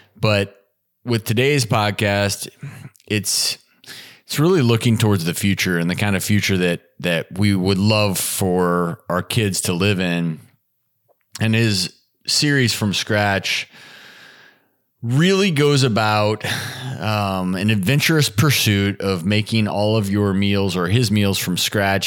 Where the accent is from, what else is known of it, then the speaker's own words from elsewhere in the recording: Midwest, United States; moved away; also born or lived in Colorado / Nebraska; I grew up in the Midwest